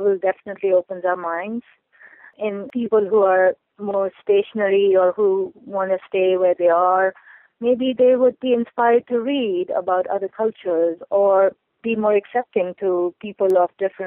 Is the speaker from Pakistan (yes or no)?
yes; Pakistan; moved away as an adult; now in United States; I grew up in Pakistan